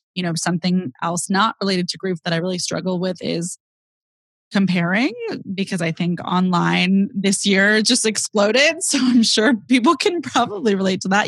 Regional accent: Bay Area, California, United States; I'm from the Bay Area. I grew up with my younger sister

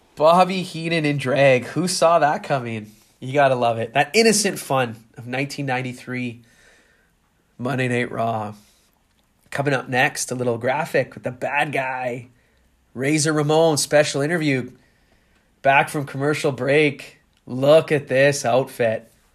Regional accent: Canada; I grew up in Canada

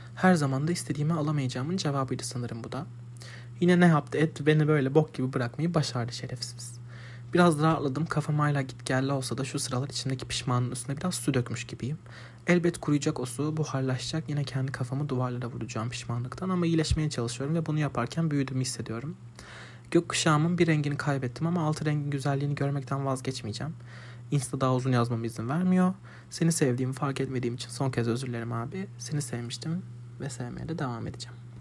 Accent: Adana, Turkey; Biz fırının üstünde üstündeydi Adana ilk taşındığımızda evimiz

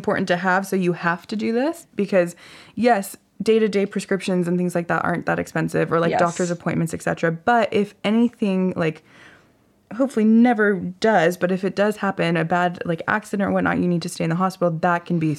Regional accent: California, United States; now in France; it said I was born in California, but it was my French passport

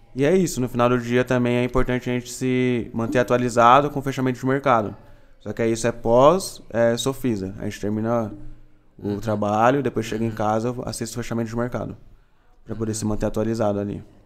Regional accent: Itapevi, São Paulo, Brazil; E eu sou aqui de São Paulo mesmo, de Itapevi, ali um pouquinho longe do uhum. centro.

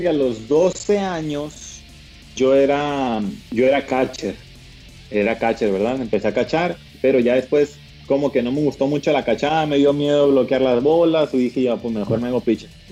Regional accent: Culiacán, Sinaloa, Mexico; aquí en Culiacán, Sinaloa, ya sabes, pues de donde yo soy, donde nací

